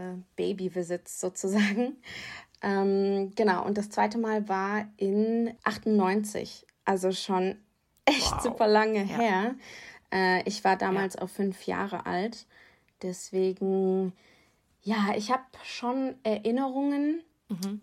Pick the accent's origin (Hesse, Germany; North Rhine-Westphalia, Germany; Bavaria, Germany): Hesse, Germany; Rheingau; born or raised there